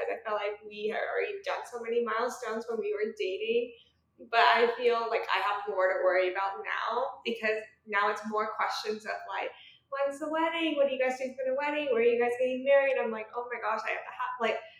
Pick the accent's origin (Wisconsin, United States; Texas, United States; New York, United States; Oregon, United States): Oregon, United States; now in Tulsa, United States; I'm originally from Oregon, but now I live in Tulsa